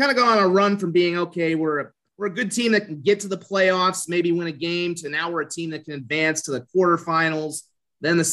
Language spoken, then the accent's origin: English; Colorado, United States; moved away as an adult; also born or lived in Des Moines, Iowa / Fargo, North Dakota / Fort Collins, Colorado; now in Sioux Falls, United States; I was born originally in Des Moines too. So and lived there for a little bit before we moved to Colorado when I was 9